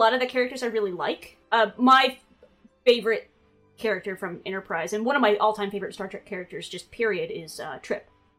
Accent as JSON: {"language": "English", "region": "East Tennessee", "country": "United States", "said": "I'm from East Tennessee"}